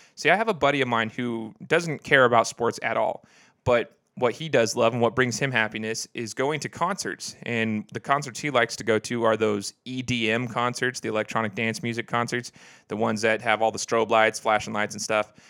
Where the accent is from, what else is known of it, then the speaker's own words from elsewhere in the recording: Idaho, United States; born and raised in Idaho